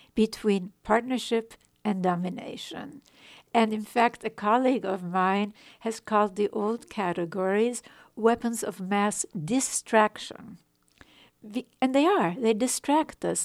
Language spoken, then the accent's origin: English; Vienna, Austria; moved away; I was born in Vienna, in Europe